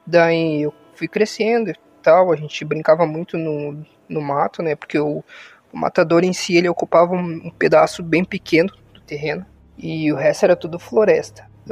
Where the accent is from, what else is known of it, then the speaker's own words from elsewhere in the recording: Rio Grande do Sul, Brazil; eu sou do Rio Grande do Sul